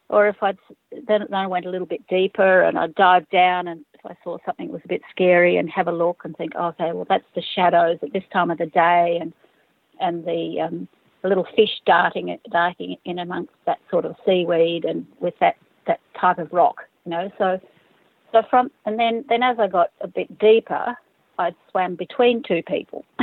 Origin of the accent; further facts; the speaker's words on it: Fiji; I grew up in Fiji and spent a lot of time, you know, with my father and mother and sisters uh, swimming in around Coral Island.